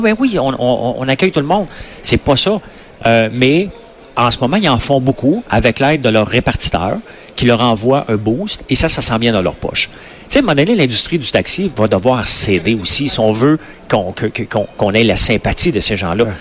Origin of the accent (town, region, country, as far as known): Quebec, Canada